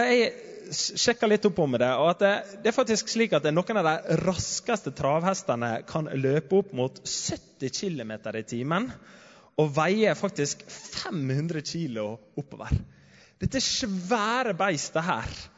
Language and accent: Norwegian; Sunnmøre, Møre og Romsdal, Norway; hjemme på Sunnmøre